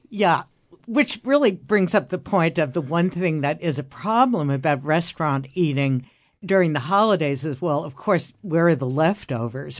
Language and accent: English; New York City, New York, United States; I grew up in Midtown Manhattan